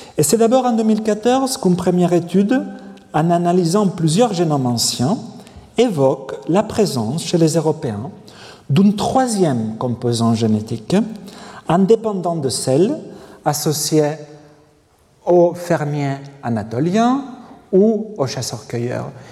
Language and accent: French; Majorca, Balearic Islands, Spain; je viens de l'île de Majorque